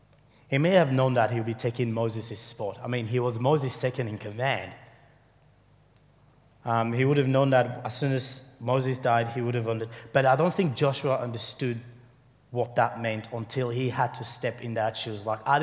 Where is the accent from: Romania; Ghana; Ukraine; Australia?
Ghana; moved away; also born or lived in Sierra Leone; Most of my life, I grew up in Africa. After the war, we fled to Ghana, where my father is from.